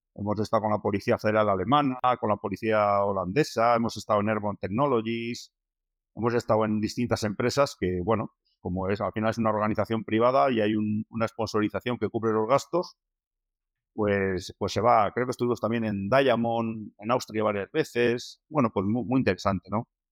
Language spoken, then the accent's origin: Spanish; Basque Country, Spain; como buenos vascos